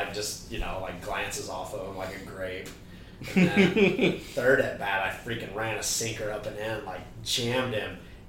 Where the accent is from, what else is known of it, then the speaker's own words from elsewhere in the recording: Missouri, United States; moved away; I grew up in Missouri, so all my family was Cardinal fans.